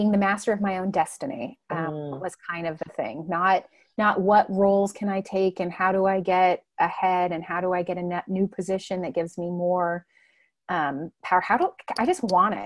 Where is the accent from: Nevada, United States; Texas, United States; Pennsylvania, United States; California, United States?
California, United States; Southern; moved away; I grew up in Southern California